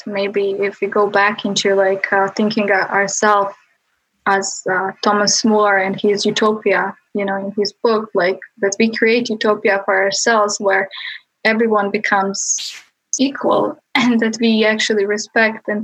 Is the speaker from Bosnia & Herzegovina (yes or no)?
yes; Bosnia & Herzegovina; moved away as an adult; now in United States; I grew up in Bosnia and Balkans